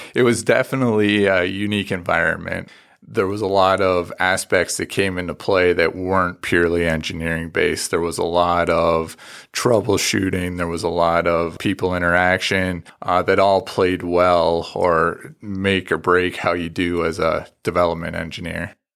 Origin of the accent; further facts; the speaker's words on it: Canada; moved away; I grew up out in a farm in the country, and I'm originally from Canada